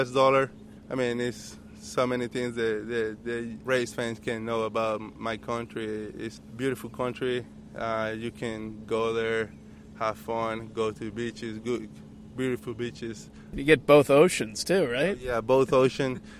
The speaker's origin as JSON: {"language": "English", "country": "Panama", "tie": "born or raised there", "said": "Panama is a big baseball country, and uh, we we just love uh, watching baseball, playing baseba"}